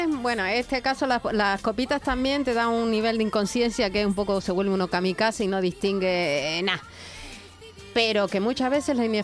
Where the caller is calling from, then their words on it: Alcalá de Guadaíra, Andalusia, Spain; de Alcalá de Guadaira.